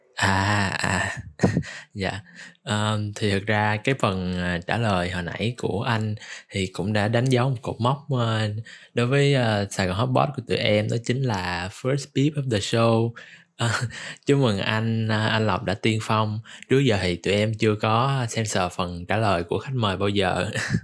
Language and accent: Vietnamese; Ho Chi Minh City, Vietnam; mình cũng là người Sài Gòn